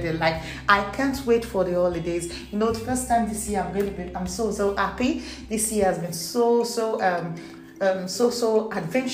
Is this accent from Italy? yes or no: no; Nigeria; English is a second language; I wasn't born English. I'm actually Nigerian. So please expect a little hiccups in my English